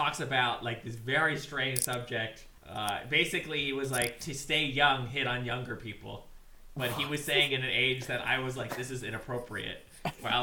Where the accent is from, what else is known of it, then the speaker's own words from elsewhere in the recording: Ohio, United States; now in Seattle, United States; I'm like from Ohio